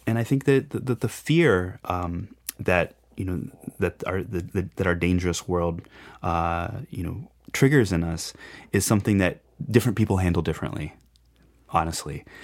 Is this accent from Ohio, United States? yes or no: no; Shelbyville, Illinois, United States; now in Chautauqua, United States; when I was growing up in Illinois, um, there was just actually not too far away from where I grew up, in Shelbyville, Illinois